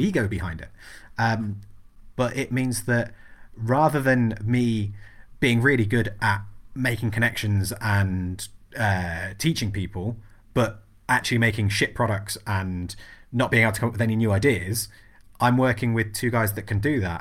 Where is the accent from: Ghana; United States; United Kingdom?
United Kingdom; England; berate me about being English